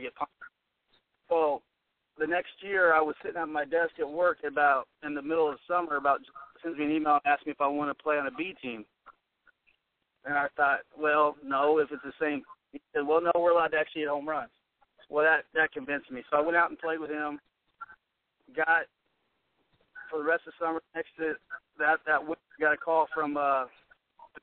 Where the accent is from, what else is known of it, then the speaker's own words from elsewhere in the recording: Osawatomie, Kansas, United States; I was born and raised in Osawatomie, Kansas.